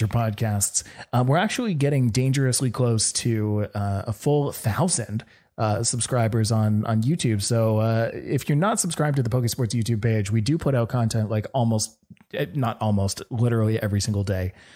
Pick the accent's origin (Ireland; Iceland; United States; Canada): Canada; me being from Canada